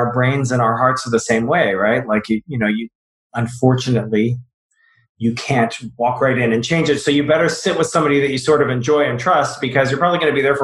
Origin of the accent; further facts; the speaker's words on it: the South, United States; I grew up in the South